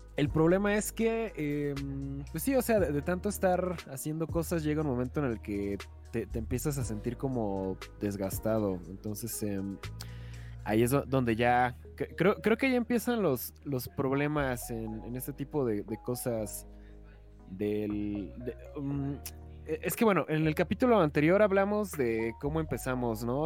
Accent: Mexico; en México

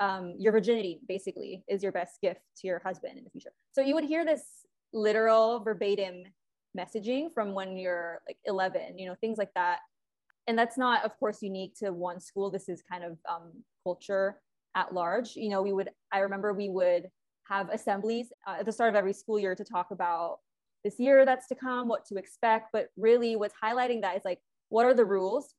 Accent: Philippines; moved away as an adult; now in Los Angeles, United States; I was actually born and raised in the Philippines. Um, I moved to LA when I was 18.

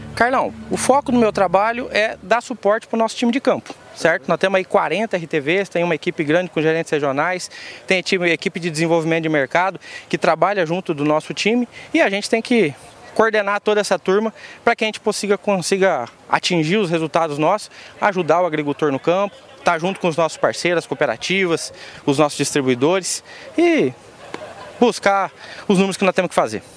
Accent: Londrina, Paraná, Brazil; sou de Londrina

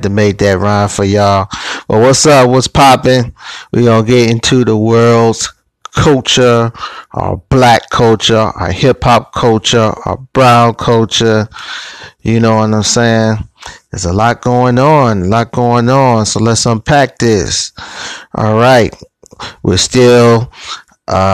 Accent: Cleveland, Ohio, United States; my hometown of Cleveland, Ohio

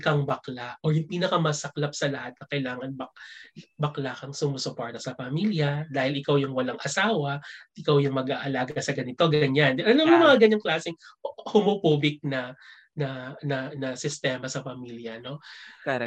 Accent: Philippines; moved away as an adult; since 2007 hanggang sa umalis ako ng Pilipinas ng 2018

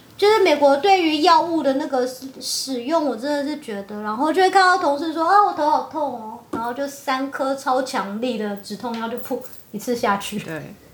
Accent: Taiwan; moved away as an adult; also born or lived in United States; now in Italy; 我不是就是台湾土生土长的 的小孩吗

